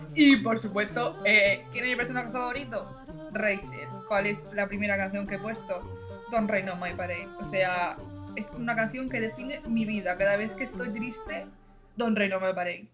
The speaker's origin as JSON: {"language": "Spanish", "country": "Spain", "said": "soy de España también."}